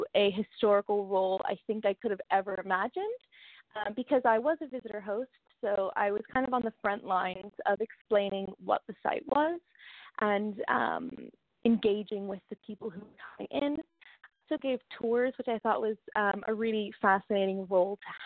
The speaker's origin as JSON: {"language": "English", "country": "United States", "tie": "born or raised there", "also_born_or_lived": "London, United Kingdom", "moved": "as an adult", "said": "I grew up in America, obviously, for the first 18 years, and then I moved to London for university"}